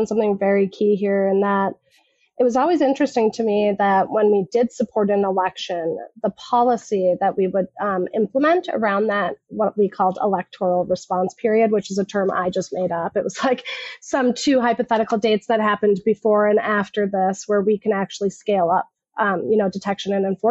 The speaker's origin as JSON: {"language": "English", "region": "Minnesota", "country": "United States", "said": "I'm just somebody from Minnesota."}